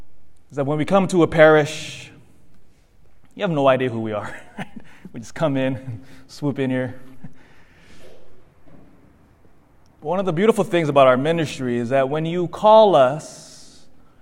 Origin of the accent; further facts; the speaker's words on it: Elk Grove, California, United States; also born or lived in Philippines (ancestry) / Davis, California; my family's from the Philippines, but I was born here, raised in, here in the States. In fact, grew up in Elk Grove